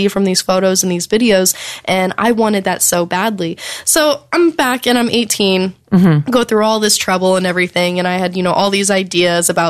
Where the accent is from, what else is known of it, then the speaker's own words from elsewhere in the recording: the South, United States; growing up in the South